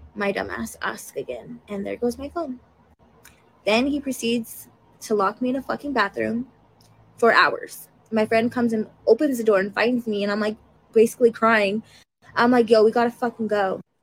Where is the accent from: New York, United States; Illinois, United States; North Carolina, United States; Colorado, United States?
Colorado, United States; Denver; I'm from Denver